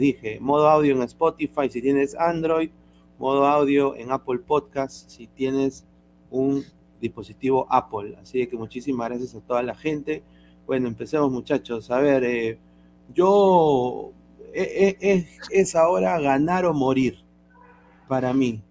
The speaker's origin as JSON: {"language": "Spanish", "country": "Peru", "moved": "yes", "said": "yo soy peruano. Yo quiero que mi, que mi país gane"}